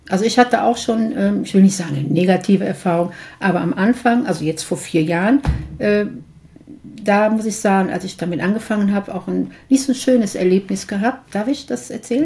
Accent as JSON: {"language": "German", "town": "Mönchengladbach", "region": "North Rhine-Westphalia", "country": "Germany", "tie": "born or raised there", "said": "in meiner Heimatstadt Mönchengladbach"}